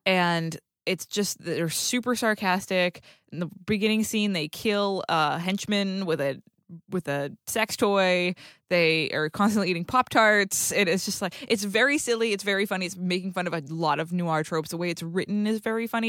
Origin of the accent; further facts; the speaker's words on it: New England, United States; I, too, am from New England